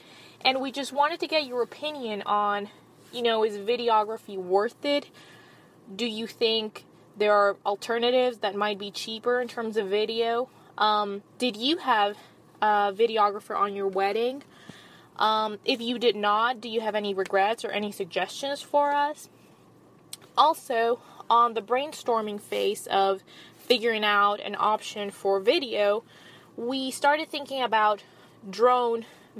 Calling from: Atlanta, Georgia, United States; I am contacting you from Atlanta, Georgia.

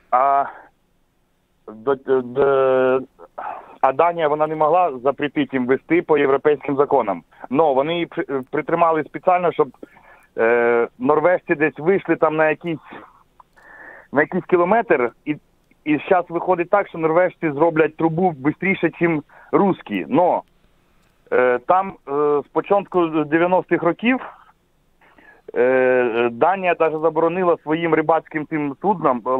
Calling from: Poland; з Польщі дзвоню

